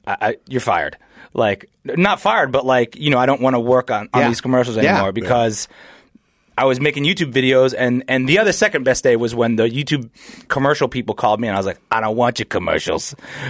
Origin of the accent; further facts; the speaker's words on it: New Hampshire, United States; also born or lived in New York City / Massachusetts / Chicago / Atlanta; So I was born in New York City, and I grew up in New Hampshire, and then moved to Massachusetts, then Chicago, then Atlanta, then Flagstaff, and then here.